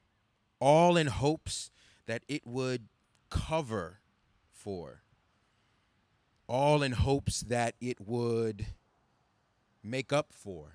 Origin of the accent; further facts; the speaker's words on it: Baltimore, Maryland, United States; I'm Nigerian-American, and I'm ethnically Igbo. So growing up in Baltimore